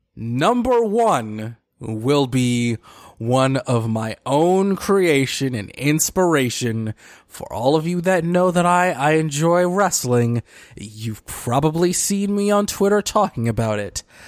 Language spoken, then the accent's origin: English; Detroit, Michigan, United States; my hometown of Detroit, Michigan